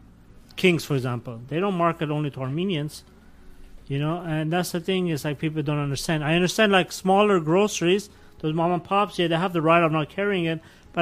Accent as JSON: {"language": "English", "country": "Germany", "tie": "born or raised there", "moved": "yes", "lives_now": "United States", "said": "I grew up among Turks. As I said, I grew up in Germany."}